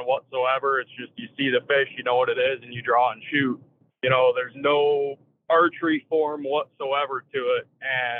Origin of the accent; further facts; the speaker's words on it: Durand, Michigan, United States; now in Howell, United States; I grew up in Durand. It's a small city in Michigan